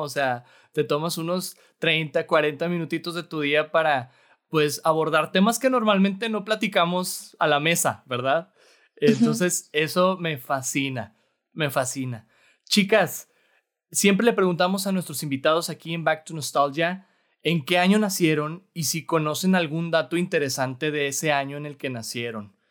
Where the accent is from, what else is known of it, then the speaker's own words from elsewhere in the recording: Torreón, Coahuila, Mexico; now in Monterrey, Mexico; no soy de aquí originario, soy de Torreón, Coahuila